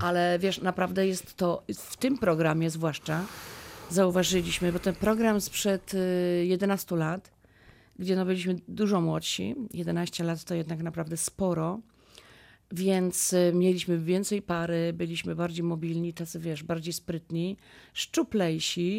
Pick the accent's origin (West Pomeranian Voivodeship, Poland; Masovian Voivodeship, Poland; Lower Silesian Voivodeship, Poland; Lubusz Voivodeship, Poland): Lower Silesian Voivodeship, Poland; Lubin; jestem z Lubina